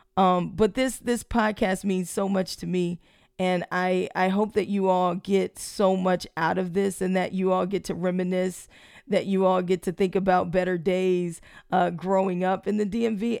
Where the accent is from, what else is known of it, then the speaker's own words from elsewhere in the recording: Prince George's County, Maryland, United States; I grew up in Prince George's County